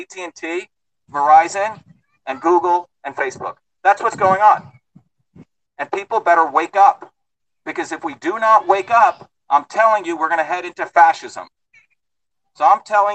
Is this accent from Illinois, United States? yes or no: no; New Jersey, United States; now in Concord, United States; I grew up in New Jersey.